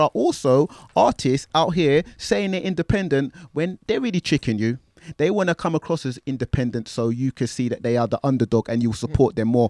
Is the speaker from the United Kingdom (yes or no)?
yes; London, United Kingdom; growing up in Tottenham